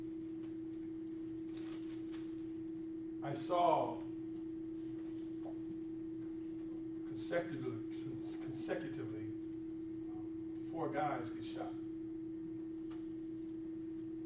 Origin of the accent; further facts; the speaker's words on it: California, United States; also born or lived in Birmingham, Alabama; I don't know if I'm a native Californian or not, but I've been here since I was two. So, I was born in Birmingham, Alabama